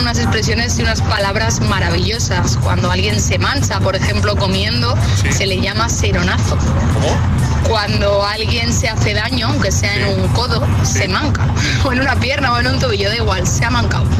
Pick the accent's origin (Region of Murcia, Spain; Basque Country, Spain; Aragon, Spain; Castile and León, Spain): Castile and León, Spain; Zamora; now in Madrid, Spain; Zamora, de mi pueblo